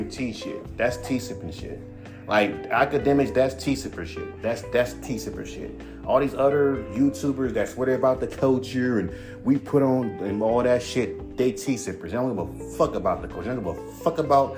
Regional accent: California, United States; I'm a Cali nigga. I'm from California.

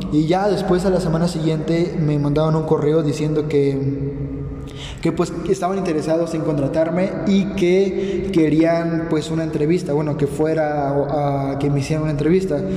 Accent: Mexico; now in United States; bueno, solamente la vez que nos mudamos de México para Estados Unidos, pero no nos hemos mudado ni a otro estado ni nada así.

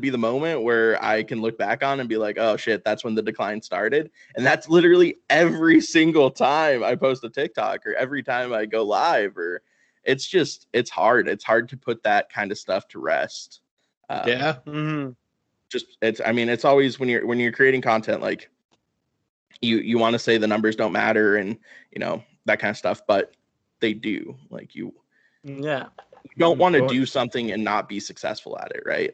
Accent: Missoula, Montana, United States; I'm from Missoula, Montana. Our minor league baseball team is the Missoula Paddleheads

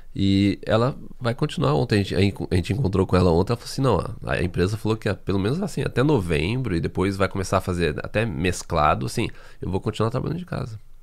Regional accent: Brazil; moved away as an adult; now in Canada; Eu saí do Brasil, eu trabalhava como freelancer no Brasil

